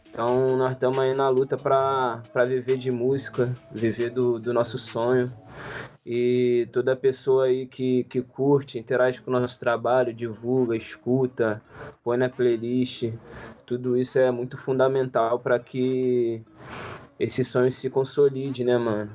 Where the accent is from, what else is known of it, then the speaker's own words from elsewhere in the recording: Rio de Janeiro, Brazil; also born or lived in Niterói; eu sou criado de favela, nasci no Manguinho, desde meu nome morei no Manguinho